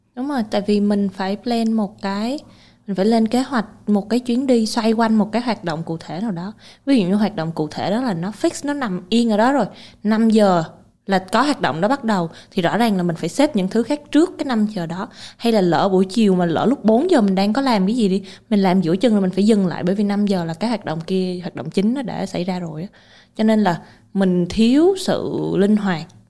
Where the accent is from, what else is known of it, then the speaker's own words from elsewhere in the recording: Vietnam; mình là người Việt Nam